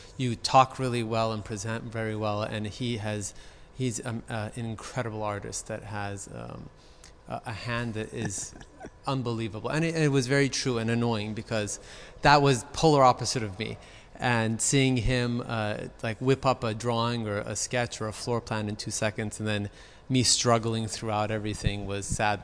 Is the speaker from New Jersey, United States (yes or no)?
no; Beverly Hills, California, United States; I was born in Cedar Sinai, right down the street. I'm, uh, I grew up in Beverly Hills.